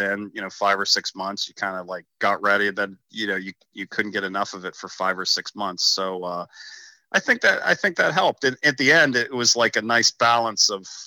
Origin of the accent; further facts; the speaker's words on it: Pittsburgh, Pennsylvania, United States; growing up in Pennsylvania, I grew up at a really small club, Pinecrest Country Club